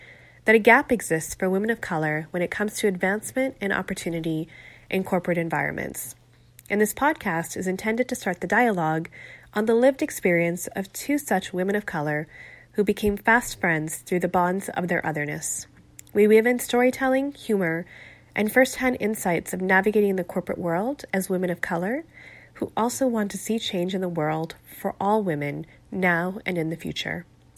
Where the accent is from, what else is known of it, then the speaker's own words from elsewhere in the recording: Canada; We're two first-generation Canadians. Susie, you're Korean-Canadian, and … I'm Pakistani-Canadian.